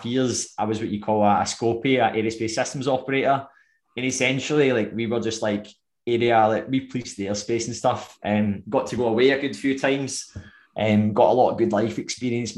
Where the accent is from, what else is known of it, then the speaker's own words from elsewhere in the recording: Irvine, Scotland, United Kingdom; also born or lived in Coylton, Scotland; I'm from Irvine